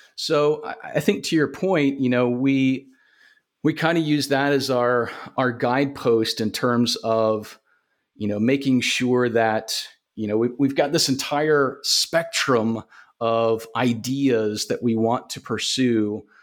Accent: Augusta, Georgia, United States; I was, uh, born and raised in Augusta, Georgia. Lived here all my life

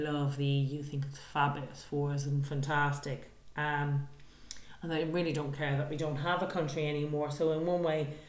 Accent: Ireland

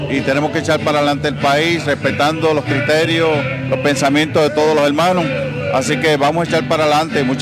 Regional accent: Puerto Rico; así que es un momento de reflexión y unirnos todos como puertorriqueños.

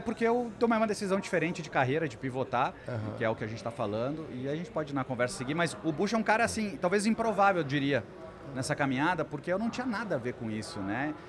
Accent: Lajeado, Rio Grande do Sul, Brazil; eu venho do interior do Rio Grande do Sul, uma cidade chamada Lajeado

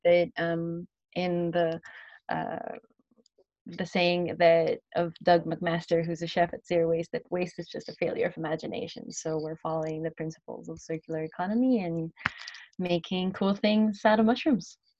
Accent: Philippines; moved away as an adult; also born or lived in United States / Ghana / Indonesia; now in Spain; I'm from the Philippines and I studied in the U.S.

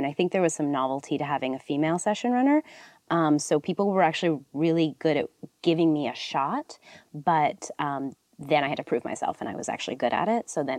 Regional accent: Edmonton, Alberta, Canada; also born or lived in Toronto; now in Los Angeles, United States; I'm from Edmonton.

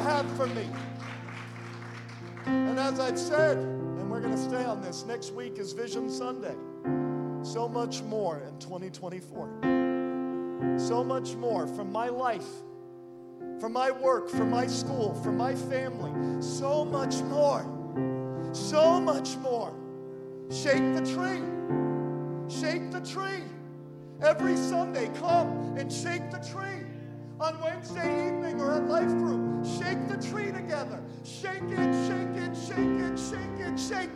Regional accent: Rhode Island, United States; now in Connecticut, United States; I grew up in Rhode Island

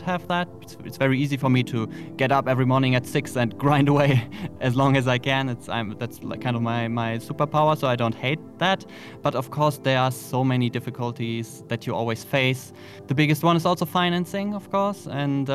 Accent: Germany; we're both from Germany

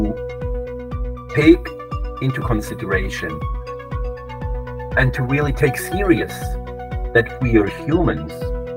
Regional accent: Germany; English is a second language; now in Switzerland; You might notice my accent. I'm German originally. I'm a West German

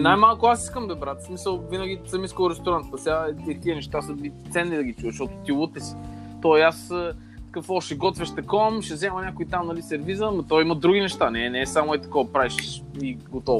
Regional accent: Lovech, Lovech Province, Bulgaria; moved away as an adult; also born or lived in Sofia; аз съм от Ловеч и отивам в София след казармата

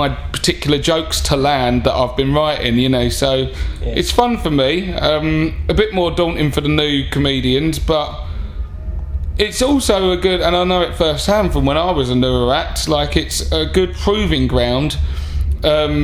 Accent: Harlow, East of England, United Kingdom; also born or lived in London; I am from Harlow, someone's got to be. To be honest, my mum's from there and I obviously grew up there.

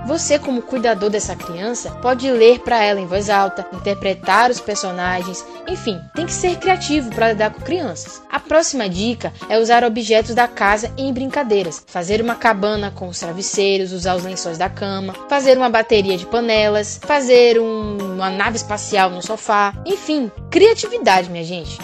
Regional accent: Bahia, Brazil; Brasileiro, baiano

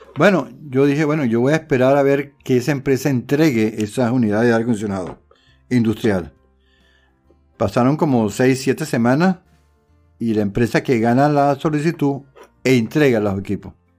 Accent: Caracas, Capital District, Venezuela; moved away as an adult; also born or lived in Puerto Ordaz; yo eh, soy de Caracas y me desarrollé, después que salí de la universidad fui a trabajar a, Puerto Ordaz

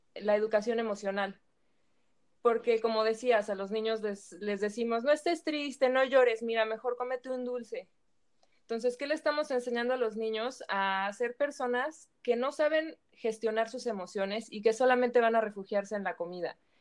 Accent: Mexico; cómo somos los mexicanos

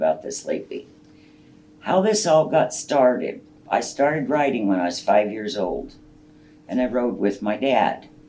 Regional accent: Montague, United States; I was raised out in Montague

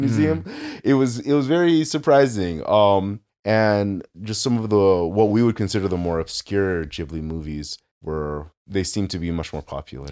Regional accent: United States; as an American

